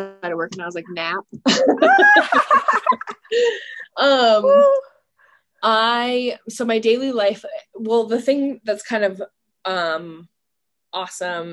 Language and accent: English; Ohio, United States; why should I not live in my hometown?